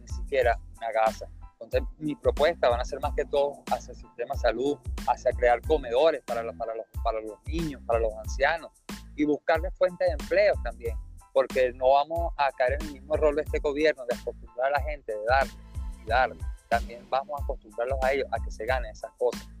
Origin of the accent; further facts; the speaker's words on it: Venezuela; also born or lived in Aragua, Venezuela; estoy aquí de nuevo en mi país luchando, dando la cara y denunciando